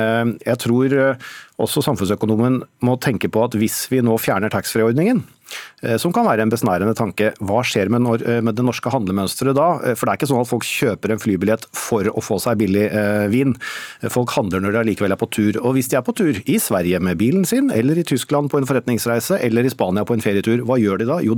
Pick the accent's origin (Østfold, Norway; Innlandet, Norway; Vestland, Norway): Innlandet, Norway; now in Vestfold, Norway; Både i mitt eget hjemfylke Vestfold og der jeg vokste opp i Hedmark, så har de hatt gode